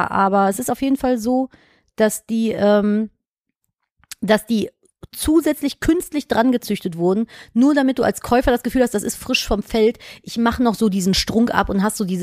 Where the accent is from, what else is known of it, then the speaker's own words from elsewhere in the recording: London, United Kingdom; Ja, zufällig und ich komme auch aus London.